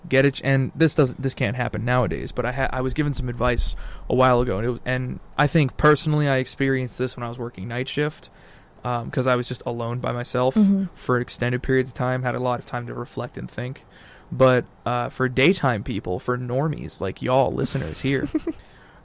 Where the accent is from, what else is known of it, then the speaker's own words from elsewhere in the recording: Texas, United States; I come from Texas, high school, right, and middle school. Like, I came from the public education system in Texas